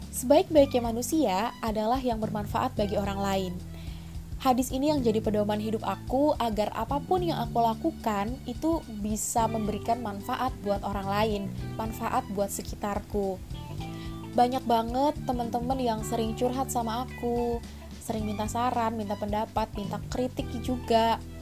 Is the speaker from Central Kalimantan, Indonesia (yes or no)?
yes; Palangkaraya, Central Kalimantan, Indonesia; born there; now in Surabaya, Indonesia; Aku lahir di Kota Palangkaraya, Kalimantan Tengah pada 6 Desember tahun 2000.